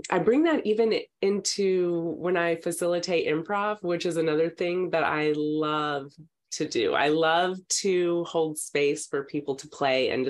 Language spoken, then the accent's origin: English; Texas, United States; moved away as an adult; also born or lived in Ohio / Los Angeles; now in California, United States; I'm from Texas, uh, so coming to California